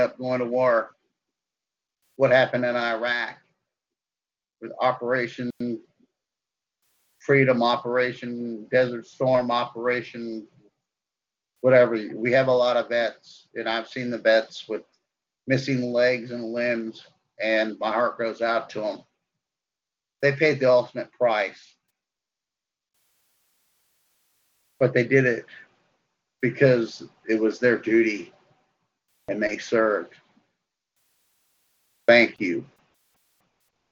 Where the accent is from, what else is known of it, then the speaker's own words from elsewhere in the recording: United States; I'm an American patriot